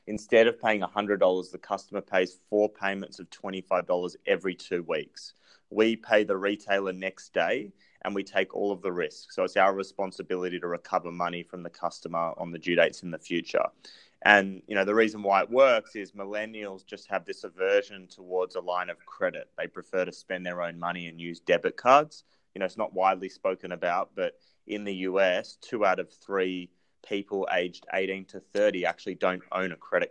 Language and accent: English; Australia; accent: Australian; my accent is Australian